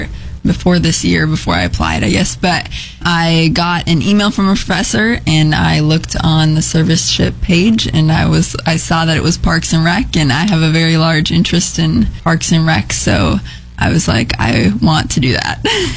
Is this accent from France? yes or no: no; Cologne, Minnesota, United States; moved away as an adult; also born or lived in Lincoln, Nebraska; I am from Cologne, Minnesota originally